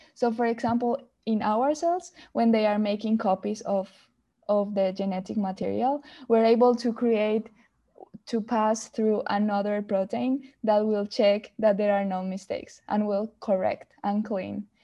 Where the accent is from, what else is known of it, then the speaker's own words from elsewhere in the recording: Colombia; moved away as an adult; I'm from Colombia